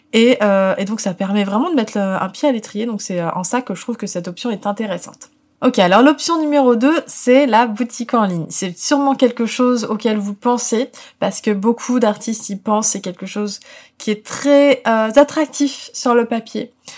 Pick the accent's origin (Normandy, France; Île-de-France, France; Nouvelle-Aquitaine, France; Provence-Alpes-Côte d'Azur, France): Île-de-France, France; Paris; en tant que parisienne